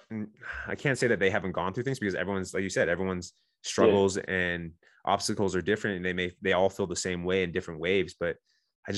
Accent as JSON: {"language": "English", "town": "San Diego", "region": "California", "country": "United States", "said": "I'm from Southern California, I'm from San Diego where the SEALs train."}